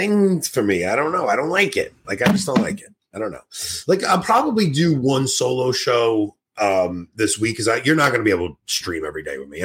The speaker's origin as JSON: {"language": "English", "town": "New York City", "region": "New York", "country": "United States", "said": "I'm from New York"}